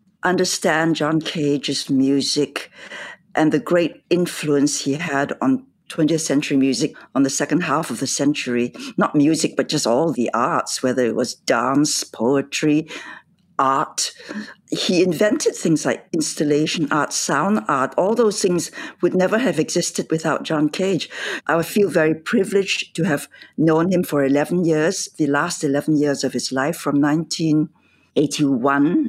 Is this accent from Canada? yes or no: no; Singapore; moved away; I grew up in Singapore in the last days of empire